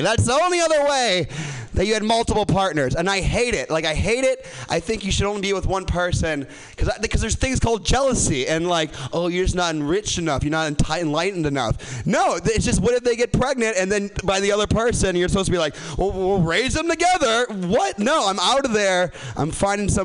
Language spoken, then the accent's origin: English; Chicago, Illinois, United States; moved away; I'm from Chicago